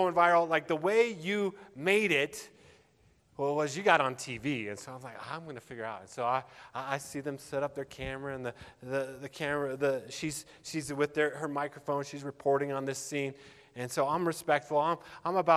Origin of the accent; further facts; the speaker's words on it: Littleton, Colorado, United States; I grew up in Littleton